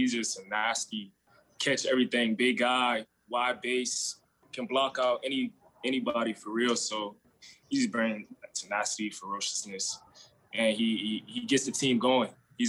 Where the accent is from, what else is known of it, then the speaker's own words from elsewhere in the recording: Charleston, South Carolina, United States; moved away as an adult; now in Tampa, United States; I'm from Charleston, South Carolina. It's kind of like back home.